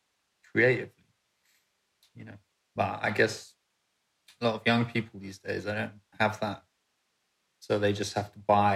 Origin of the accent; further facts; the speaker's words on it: London, United Kingdom; when I was growing up in London, you know, in the 70s, in the black and white days, it's very tribal.